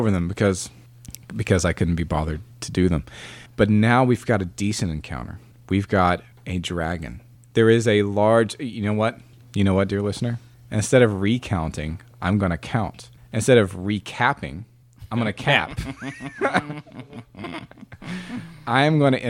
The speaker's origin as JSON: {"language": "English", "region": "the South", "country": "United States", "said": "I'm from the South, I say R"}